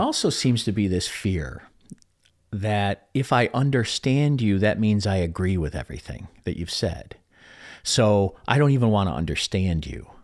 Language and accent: English; Chicago, Illinois, United States; I come from Chicago